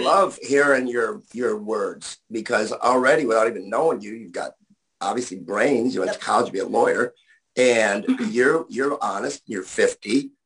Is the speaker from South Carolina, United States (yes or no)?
no; Buffalo, New York, United States; moved away; because I'm from Buffalo.